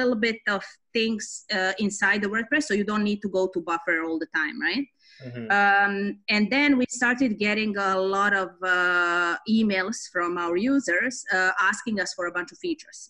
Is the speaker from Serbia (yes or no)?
yes; Belgrade, Serbia; moved away as an adult; now in Toronto, Canada; I grew up in East Europe, Belgrade, Serbia, ex-Yugoslavia